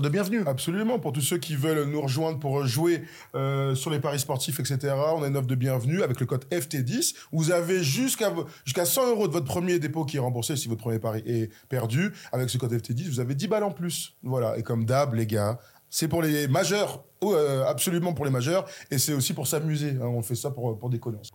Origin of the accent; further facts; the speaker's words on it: France; nous sommes français